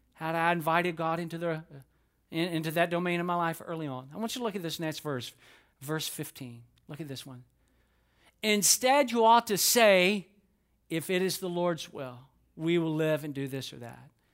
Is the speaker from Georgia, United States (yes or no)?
yes; Atlanta, Georgia, United States; I grew up in Atlanta, and Atlanta is booming